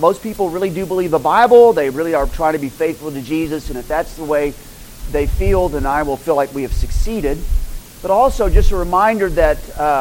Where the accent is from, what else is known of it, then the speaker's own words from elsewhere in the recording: Moore, Oklahoma, United States; moved away as an adult; also born or lived in Turkey; We were raised in Moore, Oklahoma.